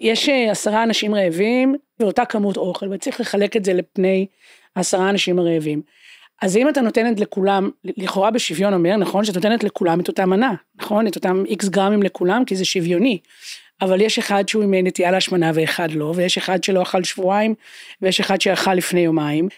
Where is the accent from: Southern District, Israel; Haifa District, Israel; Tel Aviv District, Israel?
Haifa District, Israel; Haifa; אני גדלתי בשכונה שהיו בה באמת כמה מעמדות